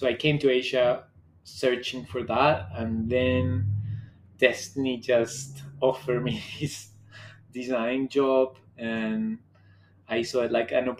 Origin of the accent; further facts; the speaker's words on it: Bogotá, Bogotá Capital District, Colombia; moved away as an adult; also born or lived in Thailand; now in Bangkok, Thailand; I am from Bogota, Colombia, which is a very diverse country.